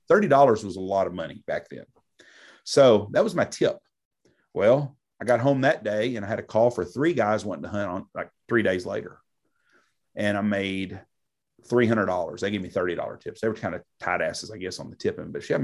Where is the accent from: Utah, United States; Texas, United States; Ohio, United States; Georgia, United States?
Texas, United States; Wichita Falls; I was born in Wichita. I've lived in Wichita Falls my whole life.